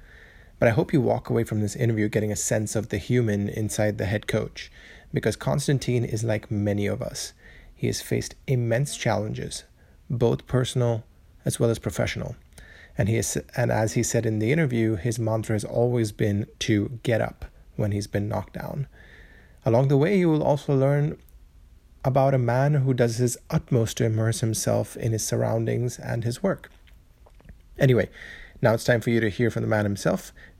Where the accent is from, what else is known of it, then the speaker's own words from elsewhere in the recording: India; as an Indian national who loves the beautiful game